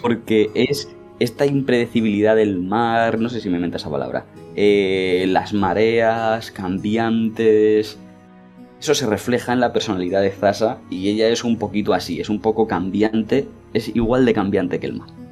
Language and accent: Spanish; Spain; nosotros somos españoles y hablamos castellano